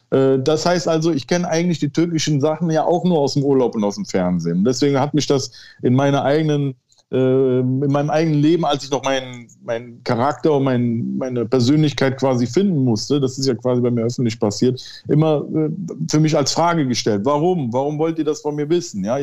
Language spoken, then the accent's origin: German; Turkey; Aber als Türke ging das immer so, ja.